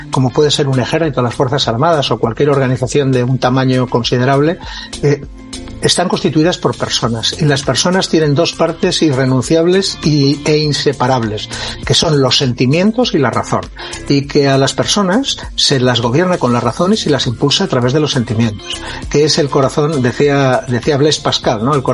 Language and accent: Spanish; Lleida, Catalonia, Spain; also born or lived in Figueres; tengo 64 años, nací en Figueras, en Gerona, eh, hijo de militar, que estaba en aquella época destinado. Mi infancia y adolescencia, pues entre Figueras muy poquito tiempo y luego en Lleida, en la que estuve hasta los 16 años.